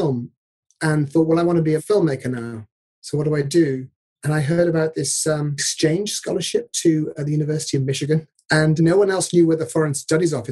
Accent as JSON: {"language": "English", "area": "Devon", "region": "South West England", "country": "United Kingdom", "tie": "born or raised there", "said": "I grew up in Devon"}